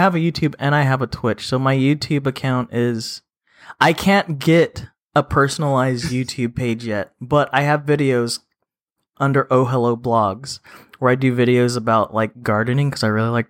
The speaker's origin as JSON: {"language": "English", "region": "California", "country": "United States", "said": "I'm from California"}